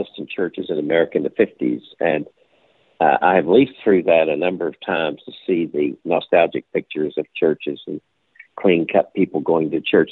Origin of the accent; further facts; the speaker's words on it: Charleston, West Virginia, United States; I grew up in Charleston, West Virginia